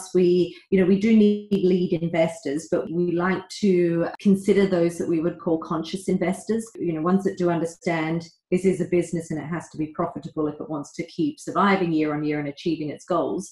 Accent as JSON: {"language": "English", "country": "Australia", "tie": "born or raised there", "moved": "as an adult", "lives_now": "London, United Kingdom", "said": "So I'm Australian originally. I grew up there for 19 years."}